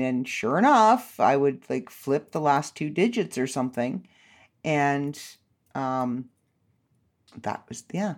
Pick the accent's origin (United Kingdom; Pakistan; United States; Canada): Canada; I'm Canadian